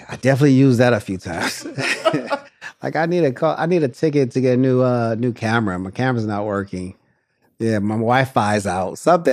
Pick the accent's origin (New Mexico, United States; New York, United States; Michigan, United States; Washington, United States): Michigan, United States; Detroit; moved away as an adult; also born or lived in St. Louis, Missouri; now in Los Angeles, United States; I'm from Detroit and I lived in a lot of different places in the country